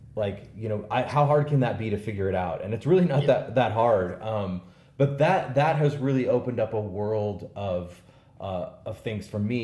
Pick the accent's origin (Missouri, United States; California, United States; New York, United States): Missouri, United States; St. Louis; some dude from St. Louis that you know is 40 years old